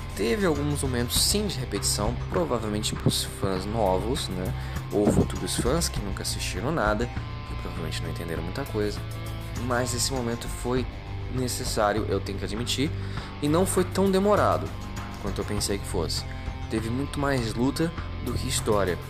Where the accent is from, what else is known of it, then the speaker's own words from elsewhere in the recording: Brazil; como brasileiro